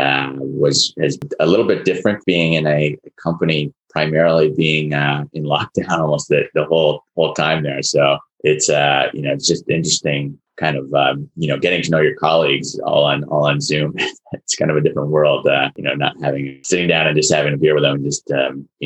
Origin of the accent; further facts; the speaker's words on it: Burlington, Vermont, United States; moved away as an adult; now in Boston area, United States; I was actually born in Vermont. So I grew up in right outside of Burlington, Vermont, and then came down to the Boston area to go to college.